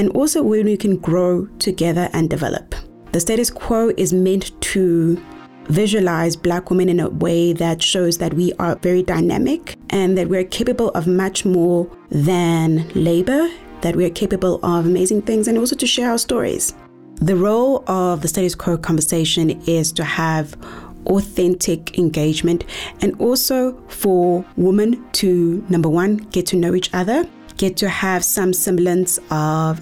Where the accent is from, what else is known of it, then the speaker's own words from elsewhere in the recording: Eastern Cape, South Africa; now in Johannesburg, South Africa; born and bred in the Eastern Cape and now currently residing in Johannesburg